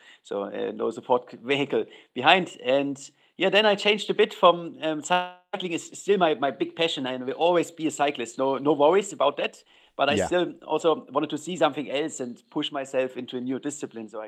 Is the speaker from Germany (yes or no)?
yes; Germany; I'm from Germany and all my life I was a cyclist